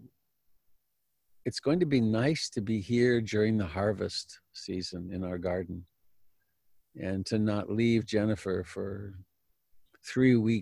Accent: Canada; now in United States; even though I'm Canadian, my home is here.

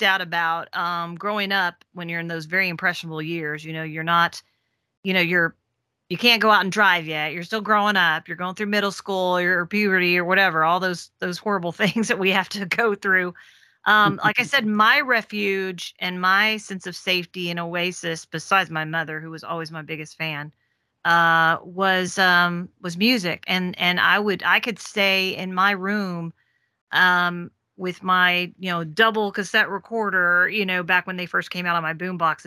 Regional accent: Memphis, Tennessee, United States; moved away; I'm from Memphis originally

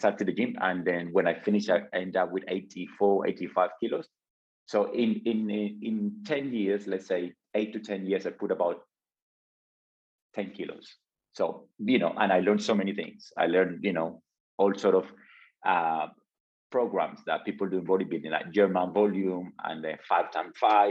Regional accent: Colombia; moved away; back home. I'm from Colombia. I came from a small village

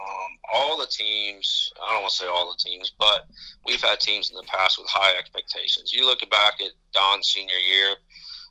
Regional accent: Florida, United States; moved away; I'm back in Florida now living, and I'm from Florida

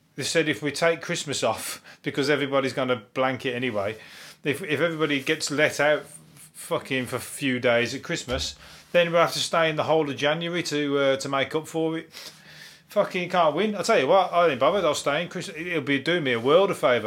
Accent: Birmingham, West Midlands, United Kingdom; I'm from Birmingham

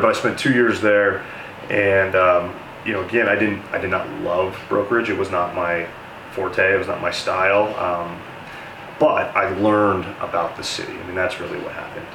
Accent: Denver, Colorado, United States; born and raised in Denver. I'm uh, one of the lucky natives

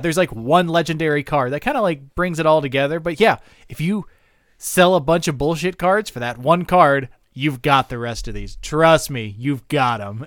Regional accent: United States; as an American

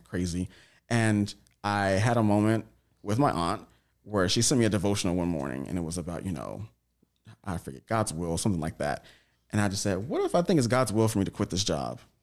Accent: Tyler, Texas, United States; now in Los Angeles, United States; I'm from Tyler, Texas

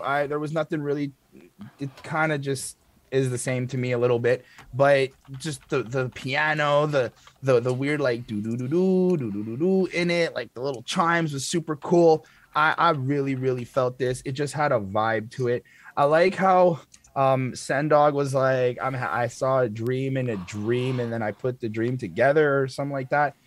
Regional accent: Canada; me being Canadian

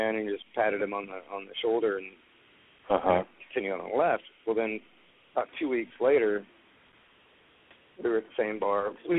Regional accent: Texas, United States; I said, look, we're both from Texas. Just chill out, you know.

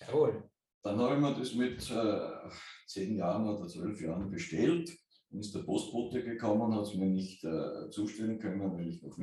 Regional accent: Kapfenberg, Styria, Austria; ich bin äh, in, äh, in Kampfenberg äh, aufgewachsen.

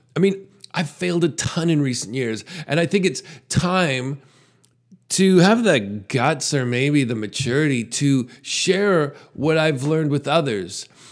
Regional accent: Canada; As a Canadian

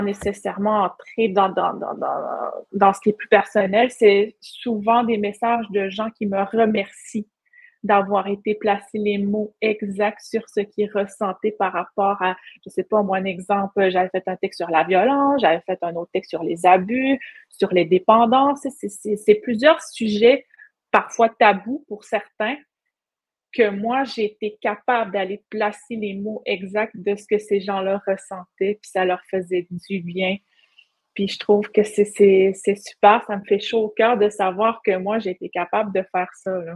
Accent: Pessamit, Quebec, Canada; je suis Inou de la communauté de Pessamit

